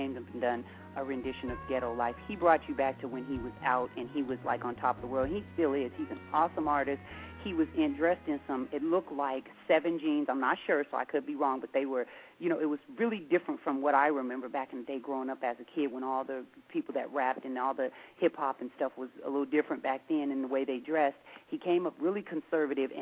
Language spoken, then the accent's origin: English; Seattle, Washington, United States; we're from Seattle